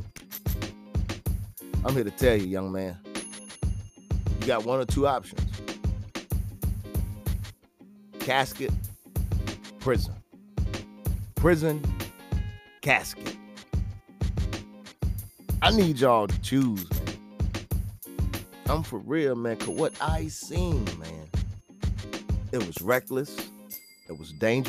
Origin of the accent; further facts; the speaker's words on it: Virginia, United States; I'm from Virginia